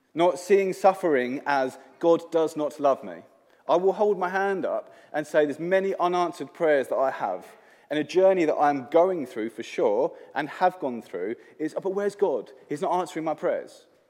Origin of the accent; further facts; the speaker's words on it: England, United Kingdom; moved away; I am from England